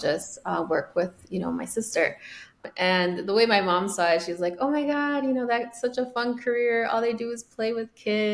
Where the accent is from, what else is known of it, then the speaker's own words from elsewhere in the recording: Chicago, Illinois, United States; first language Spanish; English is a second language; I was born and raised in Chicago.